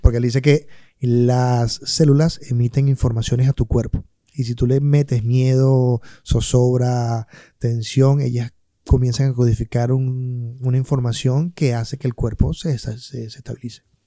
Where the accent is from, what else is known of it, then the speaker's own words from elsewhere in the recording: Maracay, Aragua, Venezuela; moved away; yo que vengo de Maracay